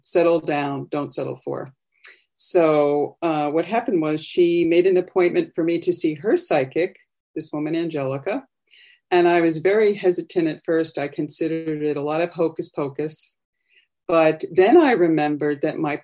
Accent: Long Island, New York, United States; moved away as an adult; also born or lived in Boston; I was born in New York City, raised on Long Island, and then upstate

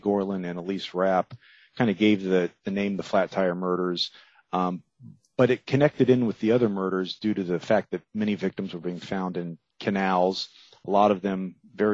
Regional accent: Miami, Florida, United States; I grew up there in Miami

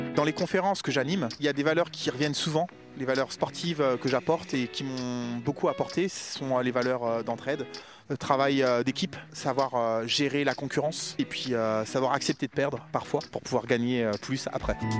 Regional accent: Créteil, Île-de-France, France; also born or lived in Mougins; Je suis né à Créteil. L'environnement dans lequel j'ai vécu, c'est un environnement banlieue parisienne

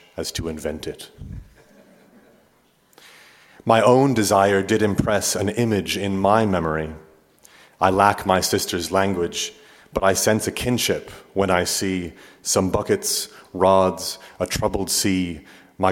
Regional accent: Omaha, Nebraska, United States; also born or lived in Manchester, England; Migrants like my family, who arrived Omaha in 86 when I was 2

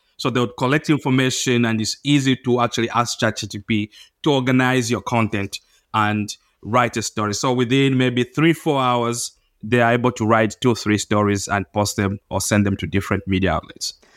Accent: Zambia; I'm from Zambia

